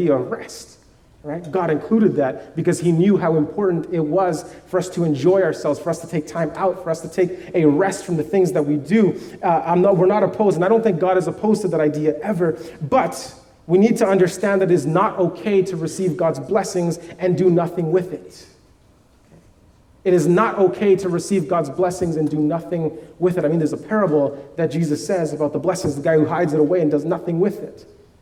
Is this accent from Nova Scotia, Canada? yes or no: no; Vancouver, British Columbia, Canada; I grew up in Vancouver